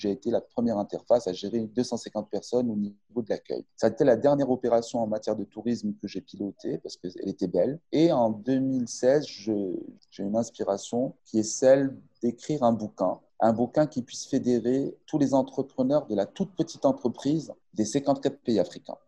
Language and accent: French; Casablanca, Casablanca-Settat, Morocco; also born or lived in Montpellier, France; Je suis natif de Casablanca